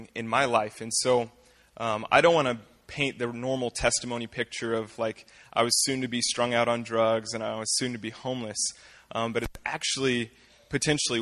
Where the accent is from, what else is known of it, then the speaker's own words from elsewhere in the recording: Fort Scott, Kansas, United States; I was born and raised here in Fort Scott